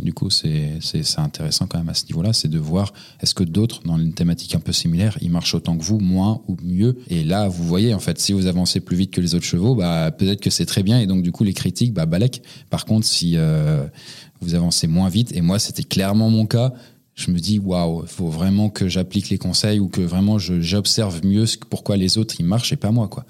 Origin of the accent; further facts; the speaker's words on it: Montreuil, Île-de-France, France; Je suis né à côté de Paris, dans la petite ville de Pantin, euh, non, c'est pas vrai, c'était à Montreuil.